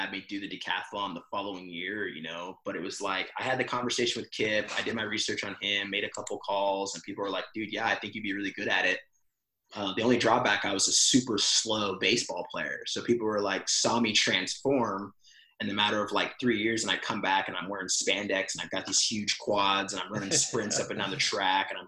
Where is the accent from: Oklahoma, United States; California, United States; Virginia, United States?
California, United States; San Diego; moved away as an adult; also born or lived in Missouri; now in Dallas, United States; growing up in North County, San Diego